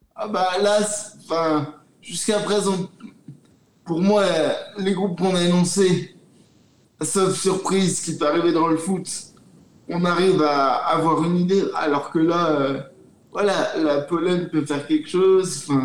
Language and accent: French; France; En tant que Français